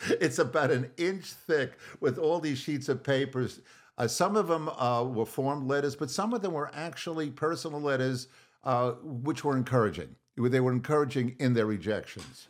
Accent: Long Island, New York, United States; growing up on Long Island

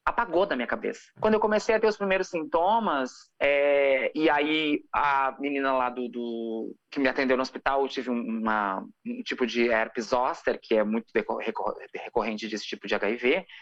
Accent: Santo Ângelo, Rio Grande do Sul, Brazil; accent: gaúcho; now in Porto Alegre, Brazil; Eu sou do interior do Rio Grande do Sul. Eu moro em Porto Alegre há 15 anos. Mas eu sou de uma cidade chamada Santo Ângelo

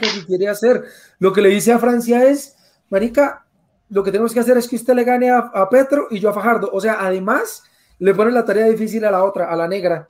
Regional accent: Colombia; como colombiano

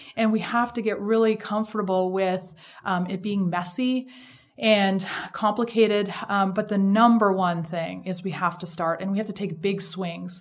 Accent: Canada; moved away as an adult; also born or lived in Shanghai, China; now in United States; So I'm Canadian

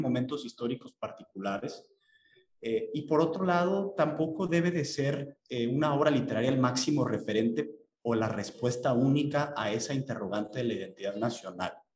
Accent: Mexico

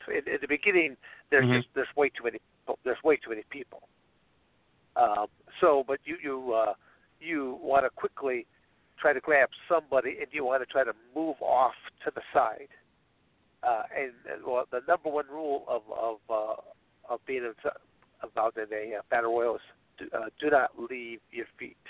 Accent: Michigan, United States; moved away as an adult; also born or lived in Arizona; I was born and raised in Michigan

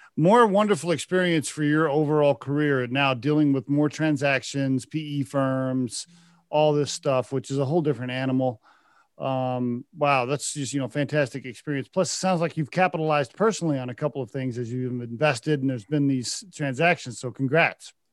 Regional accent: Oklahoma, United States; moved away; also born or lived in Texas; I lived in Texas for a while and I grew up in Oklahoma

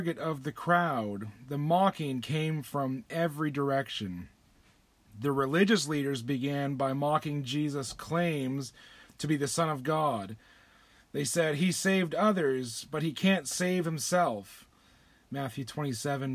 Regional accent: Windsor, Ontario, Canada; I grew up near Windsor, Ontario, just across the river from Detroit, Michigan.

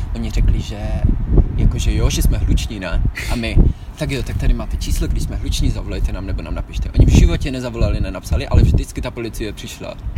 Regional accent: Czechia; moved away as an adult; also born or lived in Netherlands; now in Vienna, Austria; jsem Čech

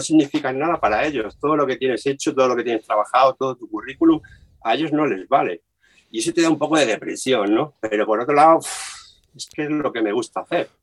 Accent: Dúrcal, Andalusia, Spain; also born or lived in Granada; Yo soy de Durcal y empecé en la banda de Durcal tocando la caja

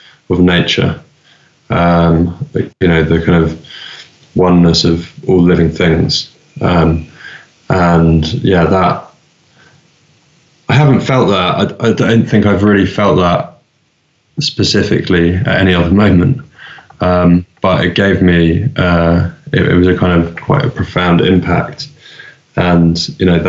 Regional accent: London, United Kingdom; I grew up in London

